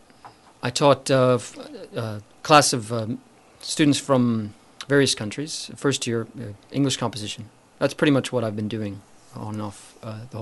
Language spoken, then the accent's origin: English; Alabama, United States; moved away as an adult; also born or lived in Wakayama, Japan; now in Japan; I'm from the U.S., from the state of Alabama, where I was born and raised